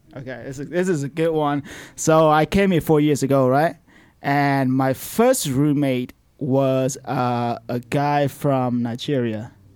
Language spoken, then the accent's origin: English; Vietnam; moved away as an adult; now in United States; I'm 27 now. So I, I, I lived there my whole life, and I just moved here four years ago